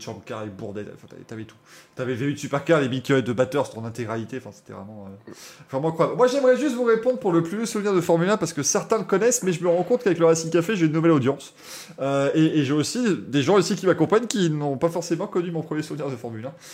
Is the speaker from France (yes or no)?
no; Belgium